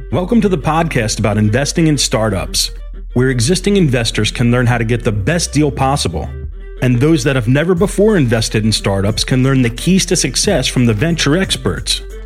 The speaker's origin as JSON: {"language": "English", "town": "Kansas City", "region": "Missouri", "country": "United States", "tie": "born or raised there", "moved": "as an adult", "lives_now": "Chicago, United States", "said": "I grew up in Kansas City, I moved to Chicago because I thought there'd be bigger and better and cooler things"}